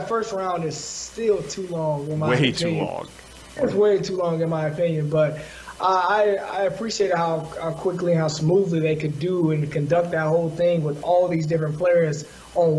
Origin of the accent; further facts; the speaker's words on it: the South, United States; also born or lived in Los Angeles; being African American from the South